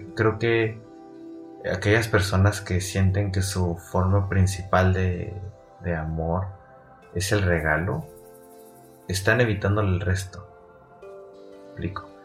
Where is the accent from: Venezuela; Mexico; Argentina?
Mexico; como mexicanos, que somos un poquito más cálidos